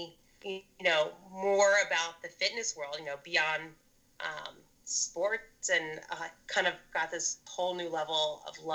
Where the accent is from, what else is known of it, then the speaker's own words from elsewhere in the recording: Maryland, United States; I'm originally from Maryland, right outside the DC area